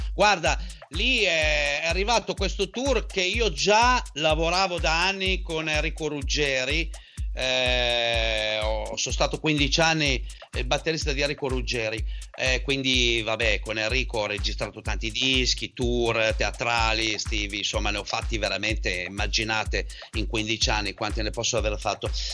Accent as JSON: {"language": "Italian", "area": "a village in the province of Parma", "region": "Emilia-Romagna", "country": "Italy", "said": "io vengo da un paesino eh, che è molto famoso"}